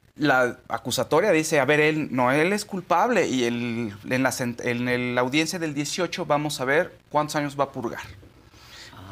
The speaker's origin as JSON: {"language": "Spanish", "country": "Mexico", "said": "somos mexicanos"}